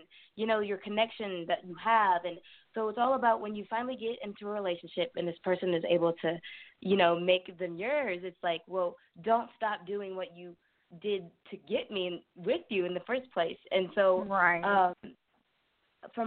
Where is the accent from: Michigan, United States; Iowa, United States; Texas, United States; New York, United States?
Texas, United States; San Antonio; I was born and raised in San Antonio, Texas